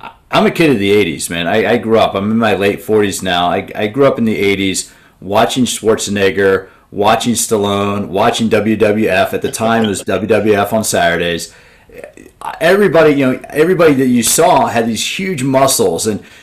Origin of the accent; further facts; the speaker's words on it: Washington, District of Columbia, United States; I grew up in the Washington, D.C. area